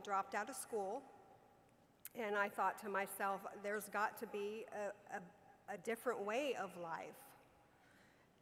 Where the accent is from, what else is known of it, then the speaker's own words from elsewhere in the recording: Southern California, United States; I was raised in Southern California.